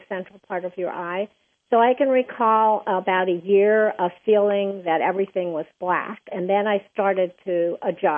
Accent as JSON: {"language": "English", "town": "New York City", "region": "New York", "country": "United States", "tie": "born or raised there", "said": "Originally, I'm from New York City"}